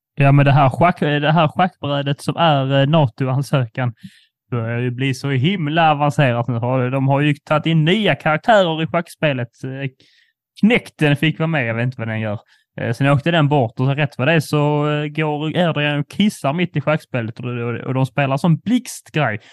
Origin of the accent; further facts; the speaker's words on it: Skåne, Sweden; vi som skåningar